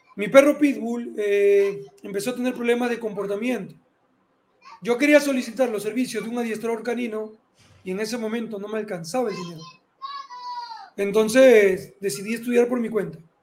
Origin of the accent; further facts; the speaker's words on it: Peru; yo había decidido ser oficial de la Fuerza Aérea de aquí del Perú